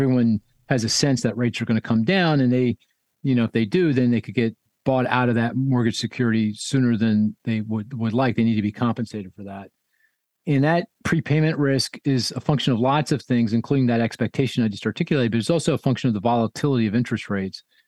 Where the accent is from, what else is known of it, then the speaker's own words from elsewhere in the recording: Philadelphia, Pennsylvania, United States; my hometown of Philadelphia